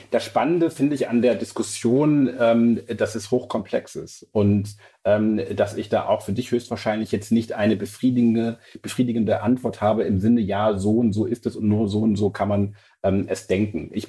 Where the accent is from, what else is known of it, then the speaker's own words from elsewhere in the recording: Lower Saxony, Germany; Und ich bin ja Ostfriese und ich komme ja von so einem 800-Seelendorf.